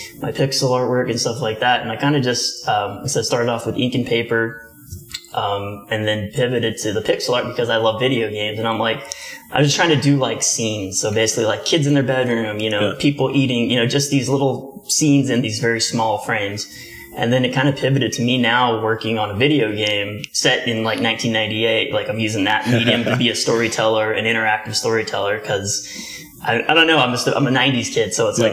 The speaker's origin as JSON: {"language": "English", "town": "Midland", "region": "Texas", "country": "United States", "tie": "born or raised there", "also_born_or_lived": "Odessa, Texas", "moved": "as an adult", "lives_now": "Austin, United States", "said": "I'm a kid from West Texas, Midland, Odessa, very conservative, not an artsy town"}